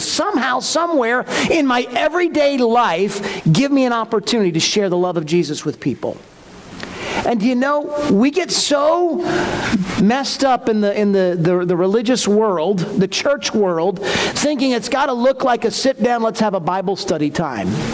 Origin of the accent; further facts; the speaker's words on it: Newtown, Connecticut, United States; where I grew up in Newtown